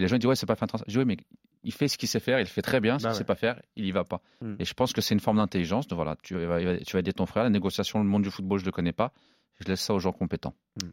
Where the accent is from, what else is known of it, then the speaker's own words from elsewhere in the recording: Normandy, France; also born or lived in Évreux / Caen; on est normand